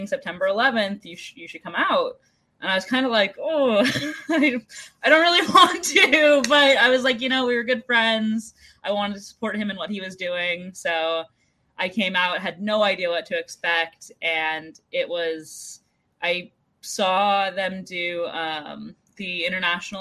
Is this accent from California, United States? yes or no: yes; Northern California, United States; I'm from California, like Northern California, to be more precise